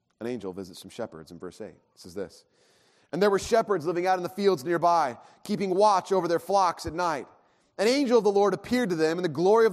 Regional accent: Irvine, California, United States; I grew up in Irvine, in a, you know, condo

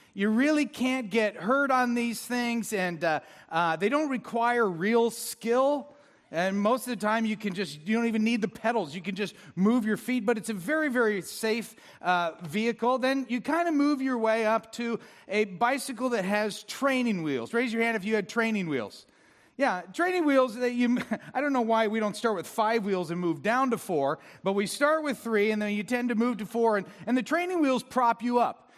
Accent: Orange, California, United States; also born or lived in Villa Park; I grew up in Orange

